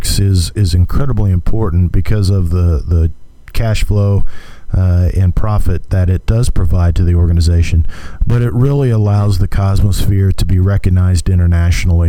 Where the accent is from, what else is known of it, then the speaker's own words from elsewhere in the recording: Hutchinson, Kansas, United States; I'm from Hutchinson originally, and so when I'd come back and visiting my hometown during breaks